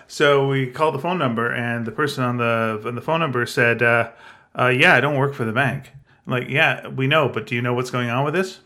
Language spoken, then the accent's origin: English; Canada; I'm Canadian, I'm proud